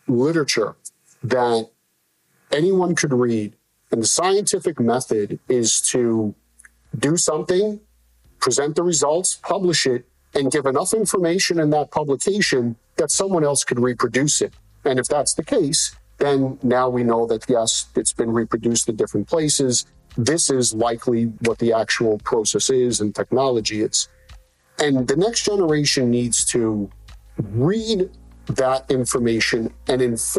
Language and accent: English; New York City, New York, United States; I grew up in New York City